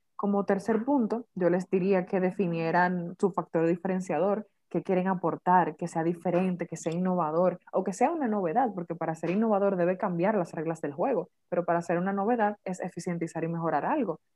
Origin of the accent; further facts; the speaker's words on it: Dominican Republic; como típico padre dominicano